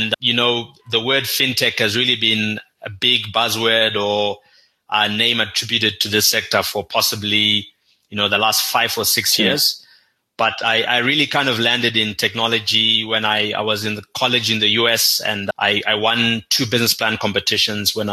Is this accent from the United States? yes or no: no; Zimbabwe; now in Kenya; growing up in Zimbabwe